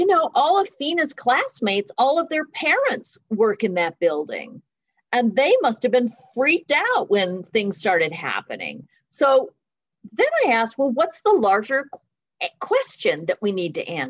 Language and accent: English; Southern California, United States; I grew up in Southern California and it's very multicultural here